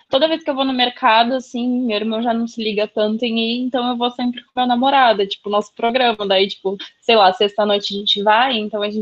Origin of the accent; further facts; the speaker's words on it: Santos, São Paulo, Brazil; now in Rio Grande do Sul, Brazil; Eu sou de Santos, mas agora eu moro no Rio Grande do Sul.